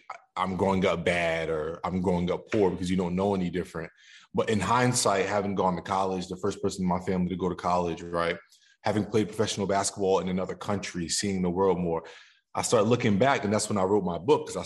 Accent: Somerville, New Jersey, United States; I grew up in Jersey. I'm a Jersey boy. Somerville, New Jersey, to be exact.

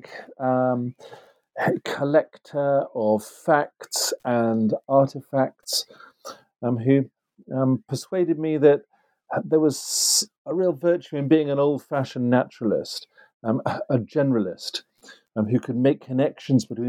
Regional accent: Yorkshire and the Humber, United Kingdom; moved away; also born or lived in Oxford; I grew up in Yorkshire in the north of England

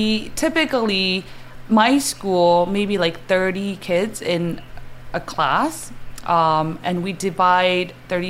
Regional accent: Saitama, Japan; English is a second language; moved away; that's where I grew up, in Saitama, Japan.

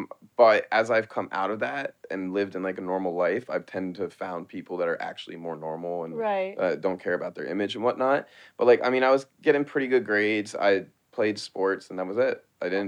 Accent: Baltimore, Maryland, United States; moved away as an adult; also born or lived in New York; now in Los Angeles, United States; I'm from Baltimore.

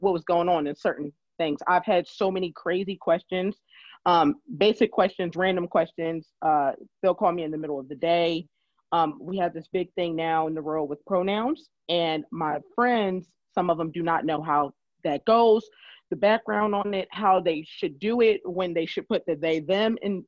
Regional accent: California, United States; now in Philadelphia, United States; I am from California

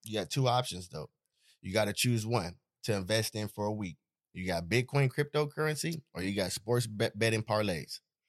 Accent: Hayward, California, United States; It's my hometown.

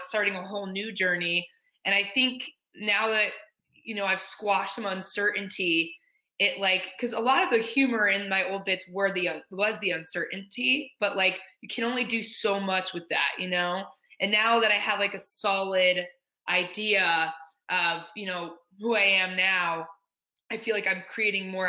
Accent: Indianapolis, Indiana, United States; moved away; I'm from Indy. I'm from Indianapolis, Indiana

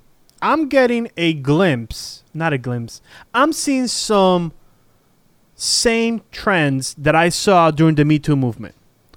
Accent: Puerto Rico; born there; I was born in Puerto Rico, so I'm like a native.

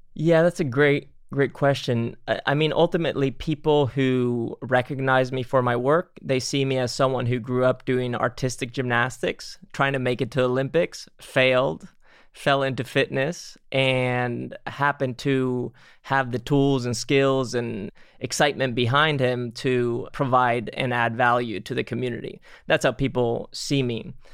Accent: Spain; moved away; I grew up in Spain

